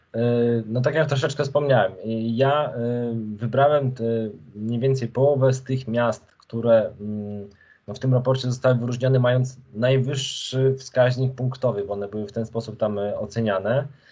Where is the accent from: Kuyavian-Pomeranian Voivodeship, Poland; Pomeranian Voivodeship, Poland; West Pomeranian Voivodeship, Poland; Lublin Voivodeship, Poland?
Lublin Voivodeship, Poland; Krasnystaw; moved away; Ja urodziłem się i wychowałem i młodość taką tą pierwszą spędziłem w Krasnym Stawie, to jest miejscowość na Lubelszczyźnie